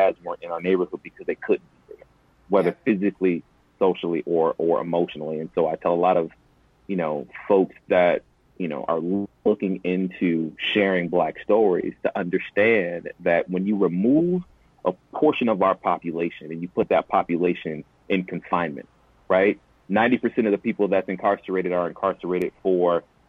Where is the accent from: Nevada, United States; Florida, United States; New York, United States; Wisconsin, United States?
Wisconsin, United States; Milwaukee; I grew up in Milwaukee, on the north side of Milwaukee